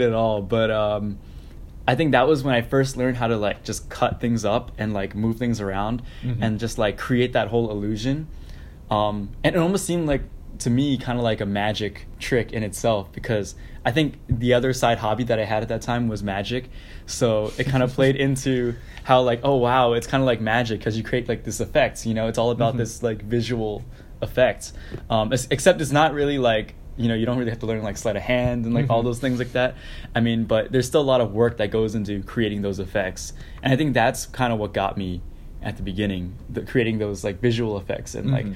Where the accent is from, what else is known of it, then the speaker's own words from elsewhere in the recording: Syosset, New York, United States; moved away; I grew up on Long Island in Syosset.